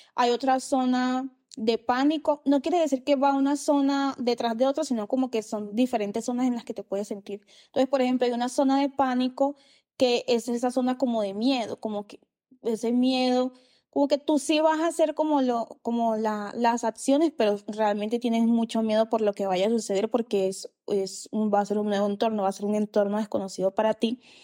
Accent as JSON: {"language": "Spanish", "town": "Riohacha", "region": "La Guajira", "country": "Colombia", "tie": "born or raised there", "moved": "as an adult", "said": "irme de la ciudad donde nací crecí, que es en Rihuacha, en La Guajira"}